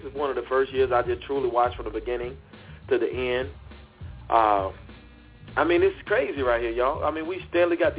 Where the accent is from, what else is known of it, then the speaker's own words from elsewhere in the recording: Mississippi, United States; moved away; I got some of my family from my home state